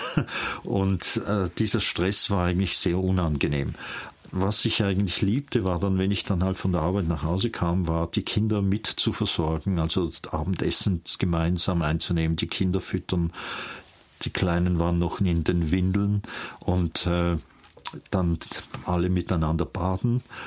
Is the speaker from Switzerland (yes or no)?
yes; near St. Gallen, Switzerland; also born or lived in Vienna, Austria / Emmental, Bern, Switzerland; Und so landeten wir in der Nähe von St. Gallen. Und dort bin ich eigentlich aufgewachsen